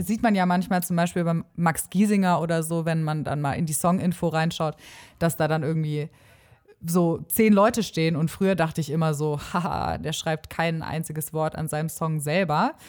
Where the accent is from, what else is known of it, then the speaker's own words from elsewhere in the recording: Stuttgart, Baden-Württemberg, Germany; now in Osnabrück, Germany; ganz ursprünglich komme ich aus Stuttgart.